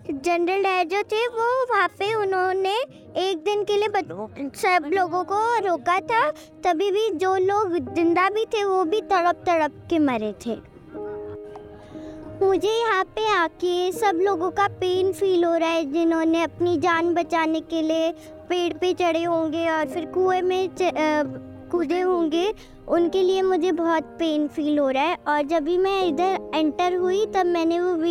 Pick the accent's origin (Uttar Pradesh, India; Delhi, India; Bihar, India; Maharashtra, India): Maharashtra, India; Kolhapur; मैं दिल कोल्हापुर से हूँ और मैं समावल स्कूल में पढ़ती हूँ